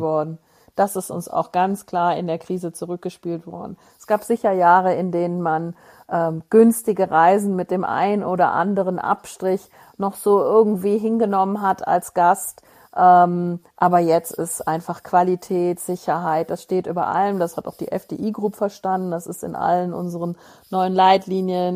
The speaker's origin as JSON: {"language": "German", "town": "Moers", "region": "North Rhine-Westphalia", "country": "Germany", "tie": "born or raised there", "said": "ich bin ja in, in Mörs groß geworden und zur Schule gegangen"}